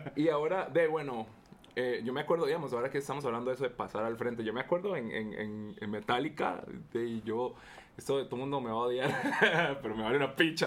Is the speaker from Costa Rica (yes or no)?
yes; Costa Rica; nosotros como ticos